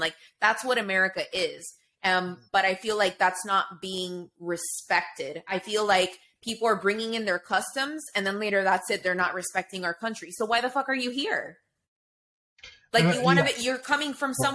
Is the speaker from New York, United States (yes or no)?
yes; New York City, New York, United States; I was born in New York City.